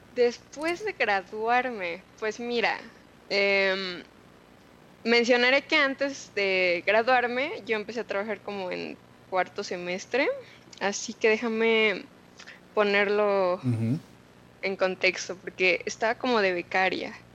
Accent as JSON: {"language": "Spanish", "region": "Mexico City", "country": "Mexico", "tie": "born or raised there", "also_born_or_lived": "Guadalajara", "moved": "as an adult", "said": "crecí con mis abuelos, soy de Ciudad de México."}